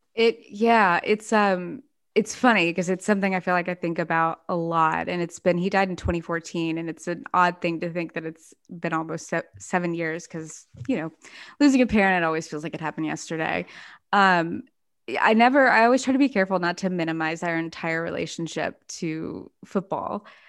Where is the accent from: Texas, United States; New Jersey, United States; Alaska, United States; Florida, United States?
Texas, United States; Dallas; also born or lived in Memphis, Tennessee; I grew up between Texas and Memphis